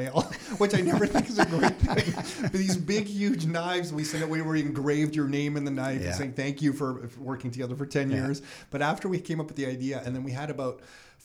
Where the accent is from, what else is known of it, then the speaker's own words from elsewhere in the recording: Canada; as a Canadian